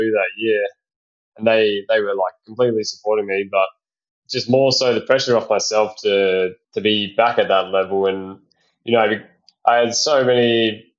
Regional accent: Perth, Western Australia, Australia; moved away; I come from Perth and we had super strict restrictions there, like I basically couldn't get home

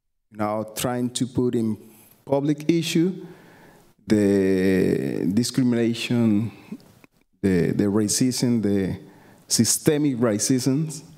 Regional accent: Cali, Valle del Cauca, Colombia; English is a second language; now in United States; I'm coming from Colombia, from the Pacific Coast. I was born in Cali. I'm Afro-Colombian, black, or African descendant. Also Colombian.

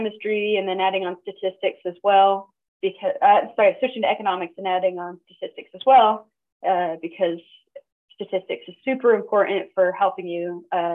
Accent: Appalachian Mountains, United States; moved away; also born or lived in Orange County, California; growing up in the Appalachian Mountains was really different from living in Orange County

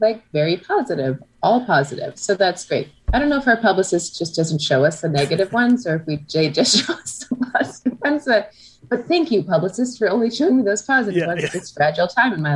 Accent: Canada; I'm Canadian

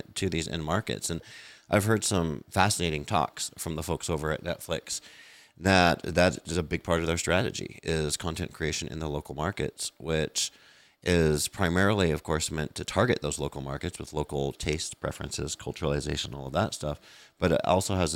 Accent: United States; I'm American

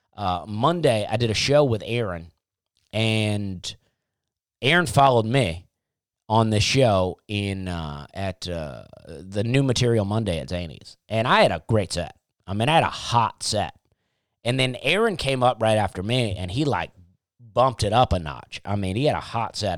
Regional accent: Alabama, United States; moved away as an adult; also born or lived in Charleston, South Carolina; growing up in the South

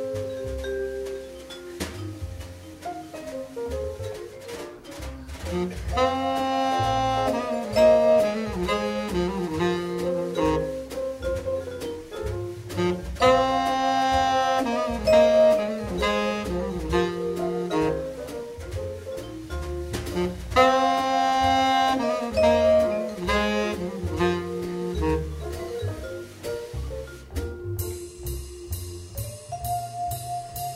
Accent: the Berkshires, Massachusetts, United States; growing up in the Berkshires

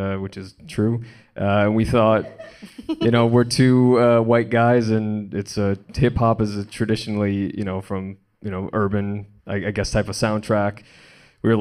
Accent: Wisconsin, United States; moved away; I'm from Wisconsin originally

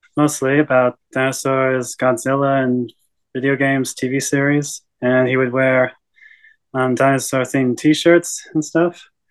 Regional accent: Australia; also born or lived in Canada; I am Canadian born, but oh. my parents took me to oh. Australia when I was a young age. And yeah, I basically grew up there and got my education there.

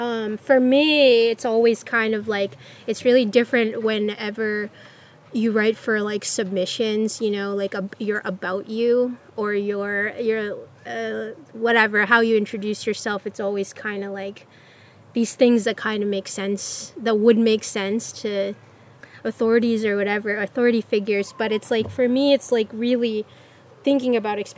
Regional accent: Gulf Coast of Florida, United States; moved away; in Florida where I grew up in the Gulf Coast

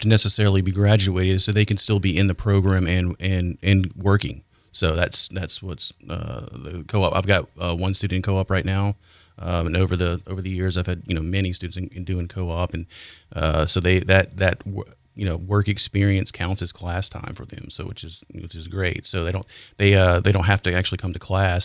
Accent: Nashville, Tennessee, United States; moved away as an adult; now in Pensacola, United States; I'm from Nashville

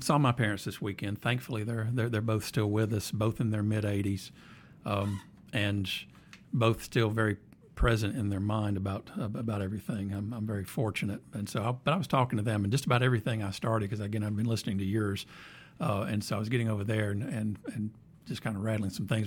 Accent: Anniston, Alabama, United States; I'm from Anniston

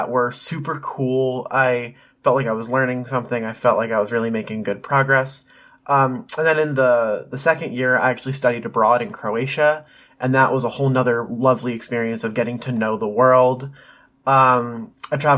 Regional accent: Pennsylvania, United States; I was born in Pennsylvania in the small town that we are from to Jennifer and Darren, the parents of this story

